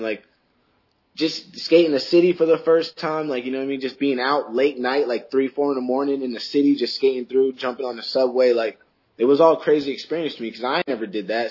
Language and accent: English; Middletown, Rhode Island, United States; I grew up in Middletown.